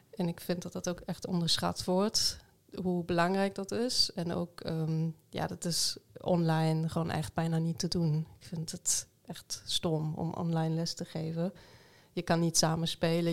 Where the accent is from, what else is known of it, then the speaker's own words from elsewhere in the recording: Ruhr area, North Rhine-Westphalia, Germany; Dutch is a second language; moved away as an adult; also born or lived in Arnhem; now in Netherlands; ik kom uit het Roergebied